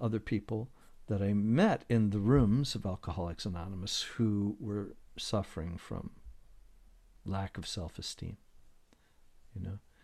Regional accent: Detroit, Michigan, United States; I grew up in Detroit

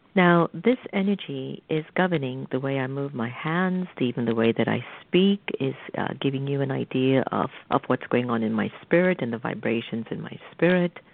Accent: United States; as an American

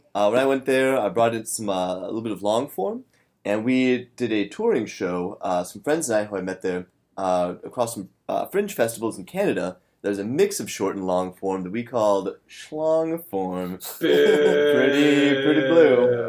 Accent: Omaha, Nebraska, United States; now in New York City, United States; I'm from Omaha, Nebraska, born and raised.

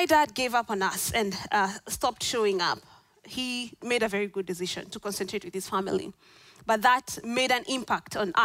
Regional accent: Kenya; moved away as an adult; now in Orlando, United States; I'm not from Orlando, I'm from Kenya.

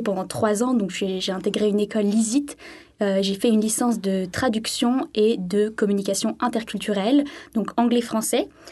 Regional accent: Sainte-Maxime, Provence-Alpes-Côte d'Azur, France; moved away as an adult; now in Christchurch, New Zealand; je suis originaire du sud de la France, de Sainte-Maxime plus précisément

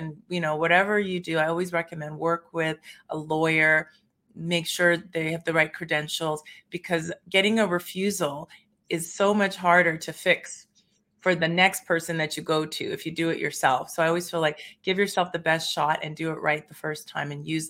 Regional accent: Vancouver, British Columbia, Canada; moved away as an adult; also born or lived in Toronto; now in Calgary, Canada; I'm originally from Vancouver, and after law school at UBC, moved to Toronto and was a corporate lawyer, actually.

